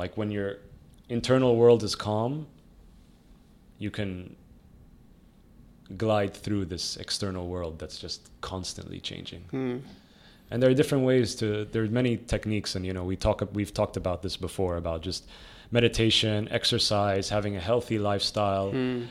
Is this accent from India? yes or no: no; Dubai, United Arab Emirates; I always think back about, you know, my youth and my, like, growing up in Dubai in the 90s.